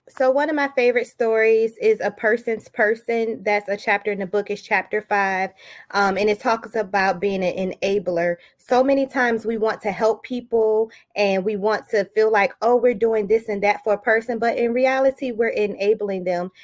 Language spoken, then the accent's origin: English; Daytona Beach, Florida, United States; also born or lived in Detroit, Michigan; now in Chesapeake, United States; I have roots in Detroit, Michigan, but I am from Daytona Beach, Florida, and I currently reside in Chesapeake, Virginia.